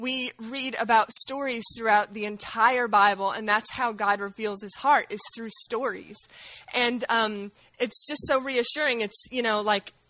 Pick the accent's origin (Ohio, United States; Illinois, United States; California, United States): Illinois, United States; central; moved away as an adult; now in Campbellsville, United States; I'm from Illinois, from central Illinois